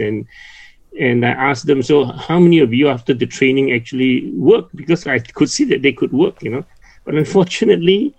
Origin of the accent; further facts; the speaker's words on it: Penang, Malaysia; moved away; I'm originally from Penang.